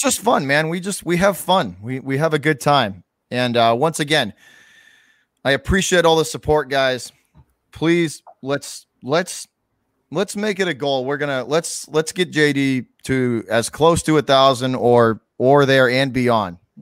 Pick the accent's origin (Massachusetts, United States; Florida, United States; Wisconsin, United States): Massachusetts, United States; also born or lived in Boston; I'm from Massachusetts